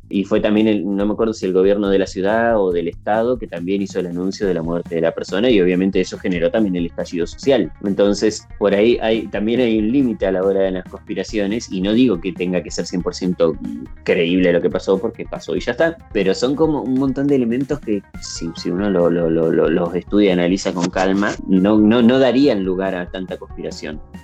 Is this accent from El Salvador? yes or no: no; Argentina; nosotros acá como argentinos